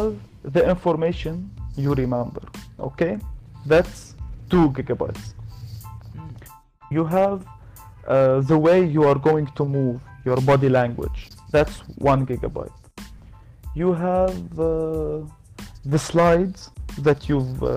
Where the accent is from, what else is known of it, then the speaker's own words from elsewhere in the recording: Lebanon; I'm from Lebanon